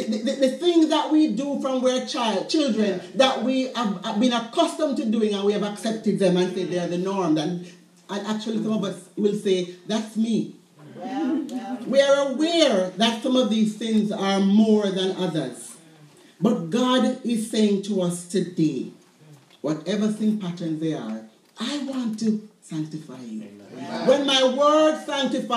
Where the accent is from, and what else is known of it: Jamaica; born or raised there